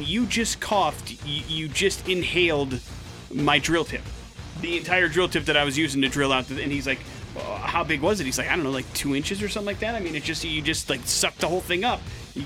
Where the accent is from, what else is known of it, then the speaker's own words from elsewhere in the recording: Wisconsin, United States; Wisconsin is where we're going for today's We're Going to Hell story. Big J, my home state